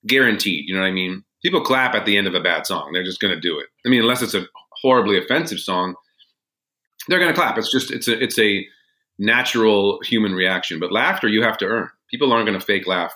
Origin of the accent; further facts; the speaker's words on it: Los Angeles, California, United States; moved away; I grew up in Los Angeles